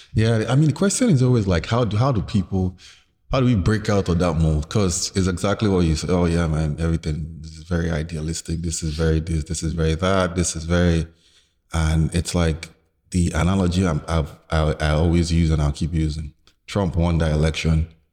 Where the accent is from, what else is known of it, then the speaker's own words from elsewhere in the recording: Lagos, Nigeria; growing up in Lagos in the nineties